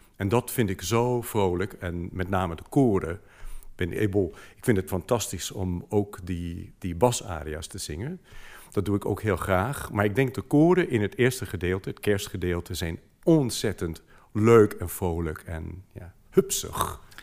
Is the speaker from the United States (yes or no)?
yes; United States; Dutch is a second language; moved away as an adult; now in Netherlands; ik was gewoon 35 eh, toen ik eerst naar Nederland kwam